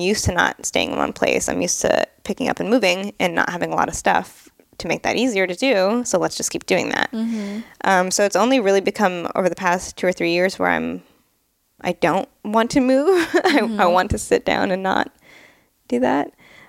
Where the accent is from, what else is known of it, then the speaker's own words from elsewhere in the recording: San Jose, California, United States; also born or lived in New Hampshire / England; I was born in San Jose, California, but I believe when I was 10, I moved to New Hampshire for a year. Then my mom liked to just move everywhere. I lived in England for 4 or 5 years for high school. I lived all around the Bay Area.